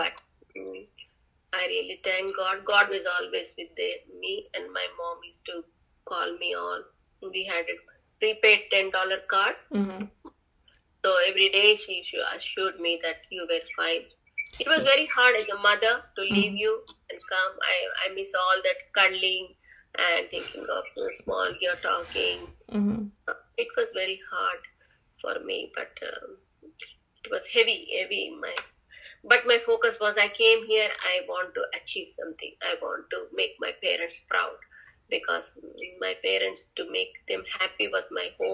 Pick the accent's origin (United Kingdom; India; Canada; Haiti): India; moved away as an adult; now in United States; in my hometown I was the only PhD and doctorate